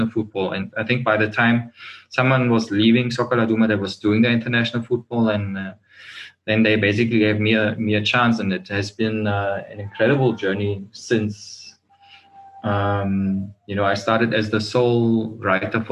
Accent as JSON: {"language": "English", "country": "Germany", "moved": "yes", "lives_now": "South Africa", "said": "I'm from Germany"}